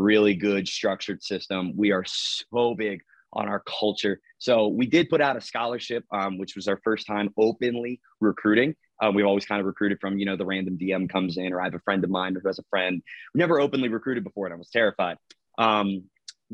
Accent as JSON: {"language": "English", "region": "Delaware", "country": "United States", "said": "I'm from Delaware and we have a team and brokerage out of Milford."}